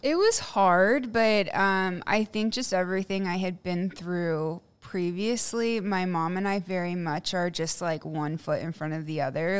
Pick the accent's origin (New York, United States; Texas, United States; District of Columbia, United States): Texas, United States; Plano; also born or lived in Houston, Texas; I grew up in Plano, and I had a pretty normal upbringing